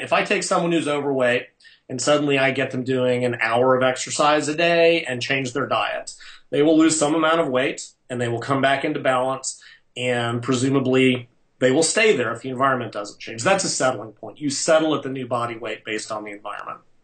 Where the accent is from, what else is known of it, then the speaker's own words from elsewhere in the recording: United States; I'm American